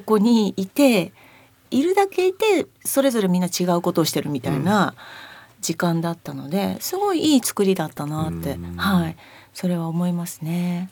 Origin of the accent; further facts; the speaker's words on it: Akita, Japan; now in Machida, Japan; 私は秋田出身夫は広島出身